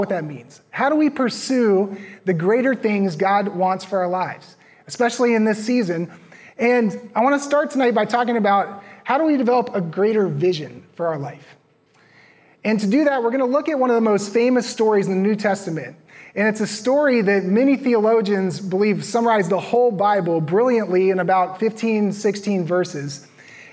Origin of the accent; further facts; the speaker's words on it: Virginia, United States; moved away as an adult; also born or lived in Los Angeles / Minnesota / Arizona; now in Raleigh, United States; I grew up in Virginia